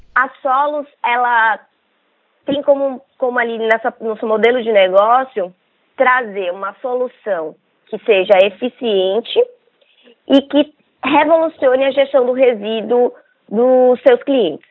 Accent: Salvador, Bahia, Brazil; moved away as an adult; also born or lived in São Paulo; Nós somos um, daqui da Bahia, né, é, de Salvador, e a gente se mudou para São Paulo

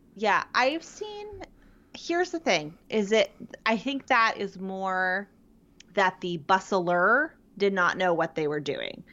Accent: Pittsburgh, Pennsylvania, United States; moved away; I am from the Pittsburgh area

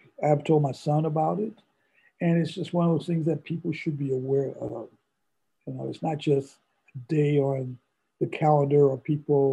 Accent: St. Louis, Missouri, United States; moved away; I'm originally from St. Louis, and I lived in an all-Black neighborhood in an all-Black elementary school

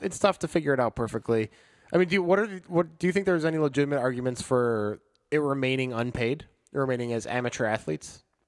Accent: Chicago, Illinois, United States; growing up in Chicago.

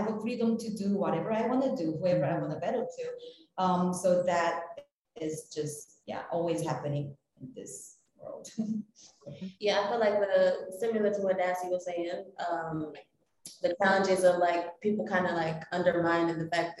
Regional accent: South Korea; also born or lived in New York; now in Los Angeles, United States; I'm originally from South Korea and I moved to New York in 2012, and now I'm located in LA.

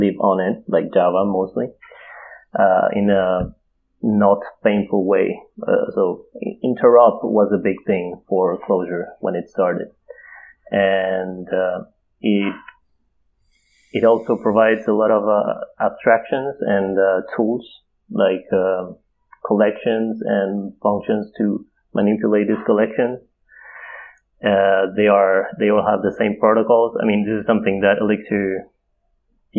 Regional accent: Buenos Aires, Argentina; moved away as an adult; now in Stockholm, Sweden; I'm from Buenos Aires

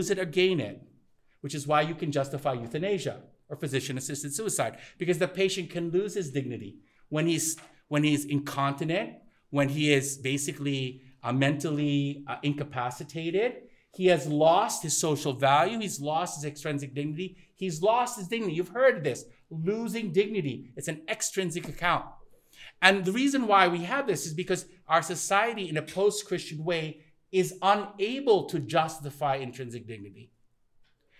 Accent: Thailand; moved away; also born or lived in United States; I grew up in Thailand

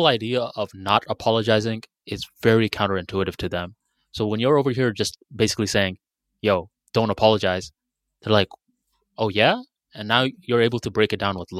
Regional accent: Bangladesh; now in United States; Where I'm from Bangladesh

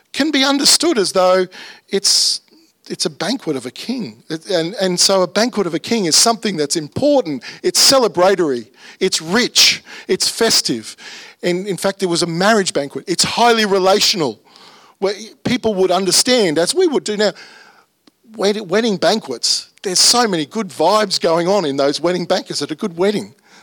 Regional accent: Brisbane, Queensland, Australia; my childhood was in the northwest suburbs. I grew up in Fernie Hills

